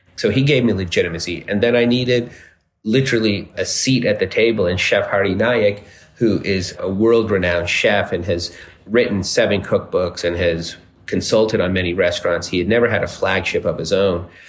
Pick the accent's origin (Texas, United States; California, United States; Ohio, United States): Texas, United States; Dallas; now in New York City, United States; in 1975 in Dallas, Texas, which is where I was born